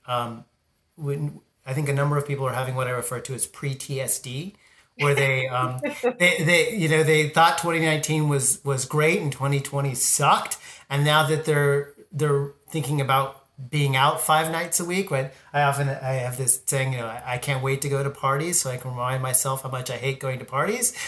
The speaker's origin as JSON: {"language": "English", "region": "Southern California", "country": "United States", "tie": "born or raised there", "said": "I grew up in Southern California"}